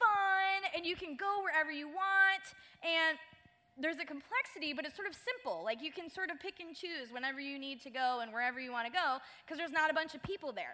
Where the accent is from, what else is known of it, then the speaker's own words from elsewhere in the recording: Michigan, United States; moved away as an adult; now in Southern California, United States; I'm from Michigan